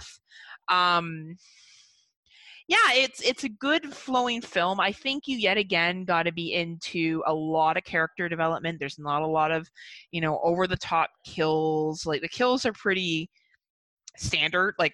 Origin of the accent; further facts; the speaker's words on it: Canada; as being a Canadian citizen